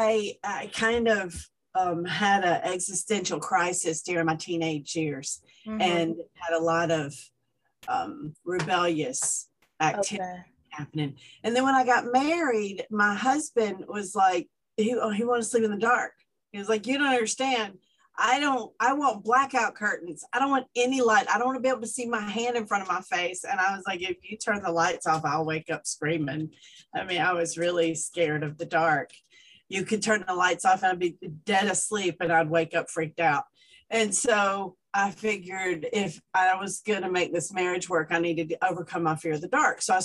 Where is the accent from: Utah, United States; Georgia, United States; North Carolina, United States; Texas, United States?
Georgia, United States; Atlanta; now in Seattle, United States; I'm from Atlanta. You can tell by the accent. I'm not from here.